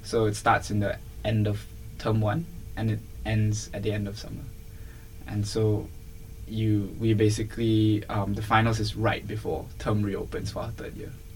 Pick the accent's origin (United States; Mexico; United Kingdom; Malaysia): Malaysia; moved away as an adult; also born or lived in Singapore; I'm originally from Malaysia.